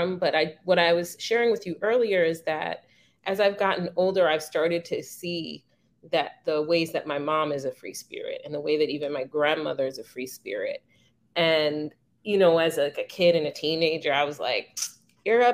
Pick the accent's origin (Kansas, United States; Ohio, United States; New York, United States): New York, United States; also born or lived in Delaware; I'm just a New Yorker